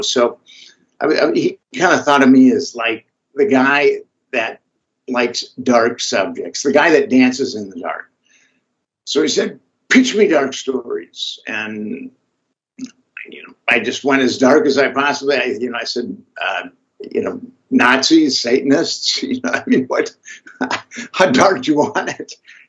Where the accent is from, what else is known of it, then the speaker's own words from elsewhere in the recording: Minnesota, United States; I'm from Minnesota originally, and I studied philosophy in college